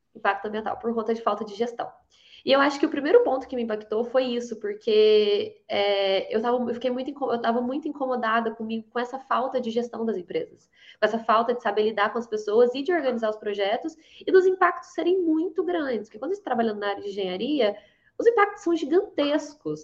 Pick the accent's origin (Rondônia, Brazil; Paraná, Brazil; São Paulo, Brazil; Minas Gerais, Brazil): Minas Gerais, Brazil; Varginha; De Minas. de Varginha